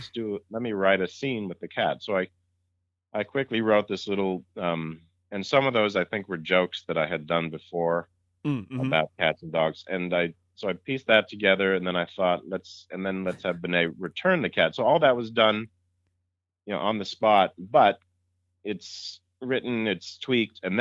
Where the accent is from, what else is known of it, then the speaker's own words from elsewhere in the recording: Massachusetts, United States; I grew up in Massachusetts